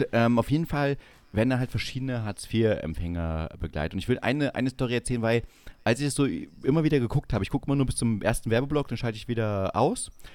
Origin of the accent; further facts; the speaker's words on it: Saxony-Anhalt, Germany; moved away; also born or lived in Bavaria; jetzt in Sachsen-Anhalt, wo ich aufgewachsen bin